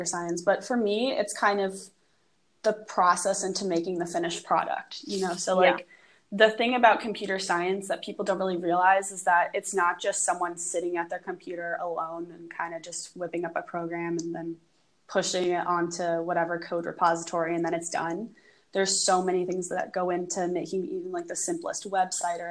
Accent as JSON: {"language": "English", "town": "New York City", "region": "New York", "country": "United States", "tie": "born or raised there", "said": "I grew up in New York City."}